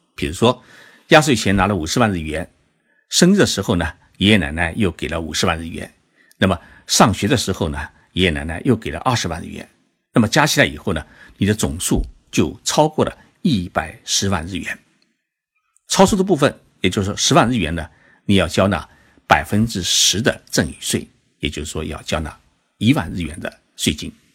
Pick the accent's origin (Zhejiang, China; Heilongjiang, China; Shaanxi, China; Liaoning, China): Zhejiang, China; now in Tokyo, Japan; 其实我这几天呢，就在浙江老家陪父母亲过年